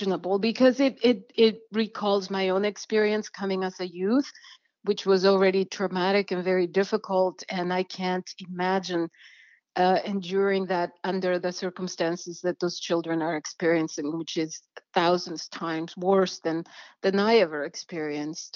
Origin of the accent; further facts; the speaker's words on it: El Salvador; now in Washington, United States; I come from El Salvador